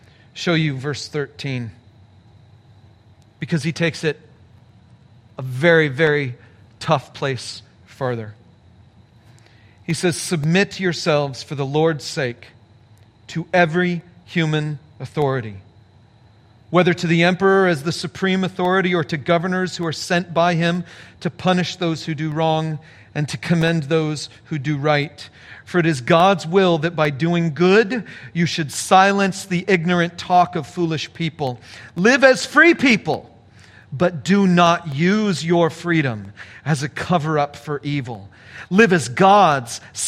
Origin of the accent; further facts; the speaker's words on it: California, United States; moved away; a church in California, my home state